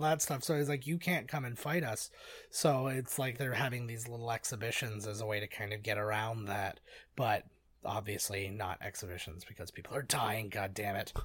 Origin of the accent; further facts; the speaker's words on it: United States; I'm an American